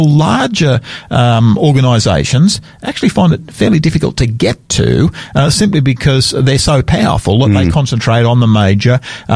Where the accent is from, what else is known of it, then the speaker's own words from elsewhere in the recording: Sydney, New South Wales, Australia; I'm a New South Welshman myself. I grew up in Sydney